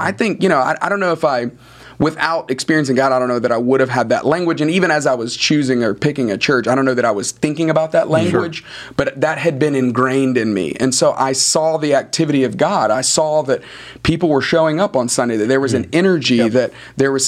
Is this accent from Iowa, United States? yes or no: no; Tuscaloosa, Alabama, United States; moved away as an adult; also born or lived in Jacksonville, Florida / Atlanta, Georgia; I grew up in Tuscaloosa, Alabama. Moved to Atlanta to go to college